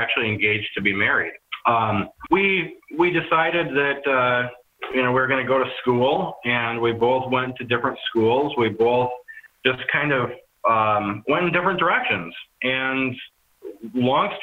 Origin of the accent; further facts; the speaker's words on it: suburbs of Minneapolis, St. Paul, Minnesota, United States; also born or lived in northern Wisconsin; now in Hudson, United States; I grew up just outside of the Twin Cities in the suburbs of Minneapolis, St. Paul